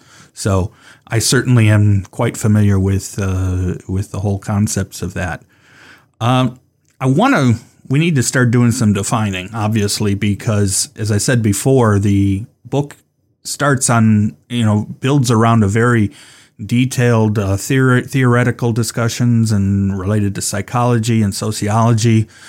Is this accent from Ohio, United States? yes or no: yes; Cleveland, Ohio, United States; partly because I'm from Cleveland, spent most of my life there.